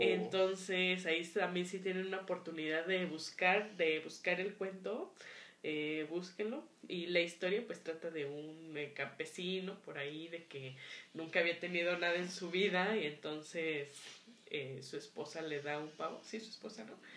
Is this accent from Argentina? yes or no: no; Mexico